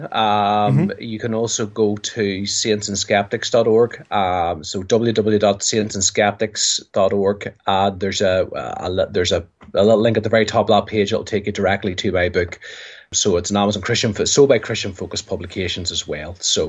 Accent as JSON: {"language": "English", "country": "Ireland", "said": "We're Irish, time doesn't really factor"}